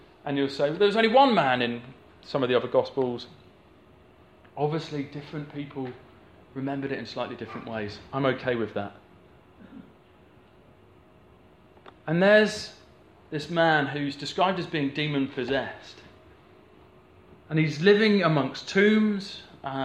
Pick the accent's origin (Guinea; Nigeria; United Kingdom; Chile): United Kingdom; the Southwest, South West England; I grew up in the Southwest